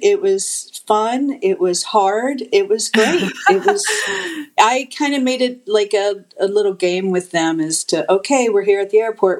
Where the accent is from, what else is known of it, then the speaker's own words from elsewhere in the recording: Louisville, Kentucky, United States; moved away; I'm from Louisville, Kentucky originally.